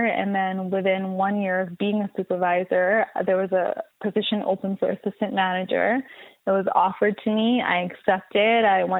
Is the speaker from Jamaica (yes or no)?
yes; Jamaica; now in Canada; I was born in Jamaica, born and raised. And I'm talking like country where you don't have no cable TV. You don't have a lot of electricity to use when the night comes.